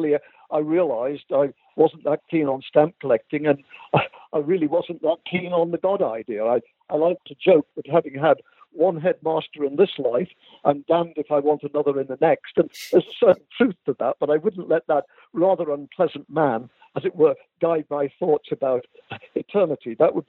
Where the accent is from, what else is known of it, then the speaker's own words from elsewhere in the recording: England, United Kingdom; moved away; I was born in England. I was born in England, actually, in 1940. In the British Midlands, I think a day after France surrendered to the Germans, or a day before. And I was brought up in the Midlands in England.